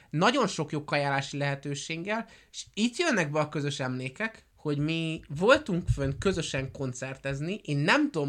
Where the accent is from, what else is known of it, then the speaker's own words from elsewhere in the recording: Budapest, Hungary; born there; mivel a apukám budapesti volt, anyukámmal Budapesten ismerkedtek meg, én Budapestre születtem, rokon, papám itt élt